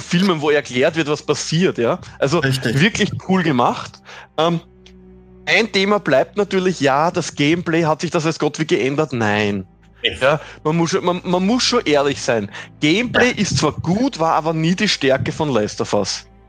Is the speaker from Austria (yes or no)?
yes; Austria; bei uns in Österreich